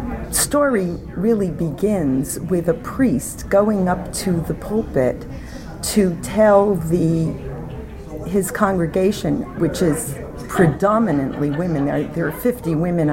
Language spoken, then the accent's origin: English; Paterson, New Jersey, United States; moved away; I was born in Paterson, New Jersey, in a working-class neighborhood, and kids who grew up there in the 50s didn't really aspire to be starving artists